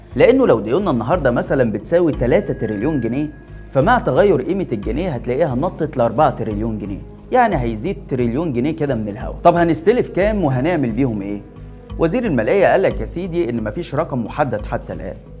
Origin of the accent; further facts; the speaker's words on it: Egypt; عندنا في مصر